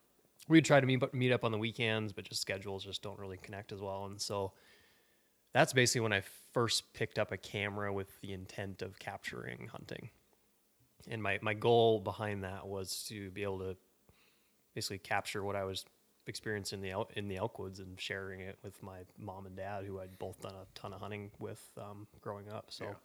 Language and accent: English; Helena, Montana, United States; I'm from Montana, from Helena, Montana, actually, and grew up ski racing and just skiing a ton.